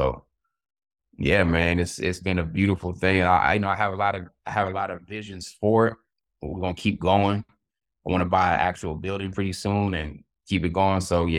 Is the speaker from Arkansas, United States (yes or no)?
no; Florida, United States; So, you know, I grew up in Florida. So, you know, black folk, we have like a certain culture in Florida.